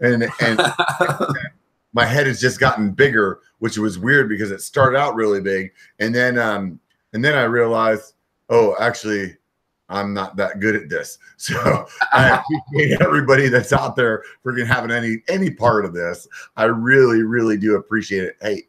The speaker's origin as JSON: {"language": "English", "region": "California", "country": "United States", "also_born_or_lived": "Pennsylvania", "said": "I'm like, oh, I'm from California. And then they're like, oh, I hate California. I'm like, yeah, but I was born in Pennsylvania."}